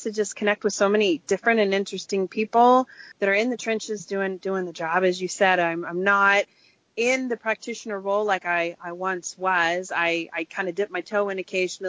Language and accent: English; Kansas, United States; I was raised by hippies in Kansas.